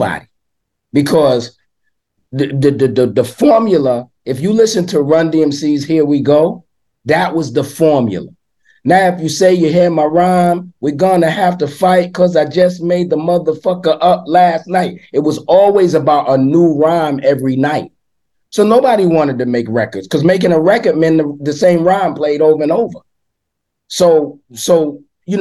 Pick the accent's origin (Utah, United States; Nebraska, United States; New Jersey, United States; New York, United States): New York, United States; New York City; I grew up in East New York, Brooklyn